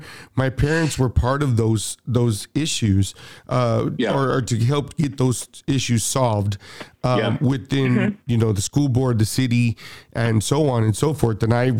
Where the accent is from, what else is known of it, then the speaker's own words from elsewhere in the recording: Austin, Texas, United States; the neighborhood where I grew up on the East Side